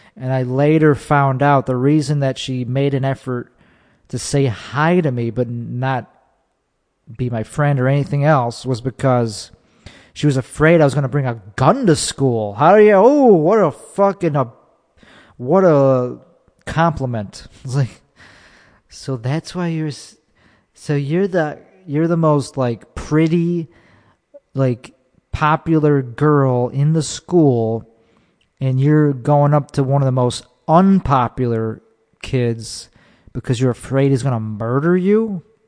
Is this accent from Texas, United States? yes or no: no; Chicago, Illinois, United States; I'm from Chicago.